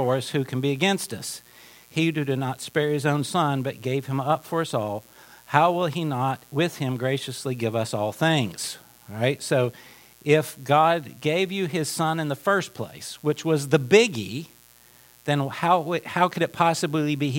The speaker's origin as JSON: {"language": "English", "region": "Appalachia", "country": "United States", "moved": "yes", "said": "I'm from Appalachia"}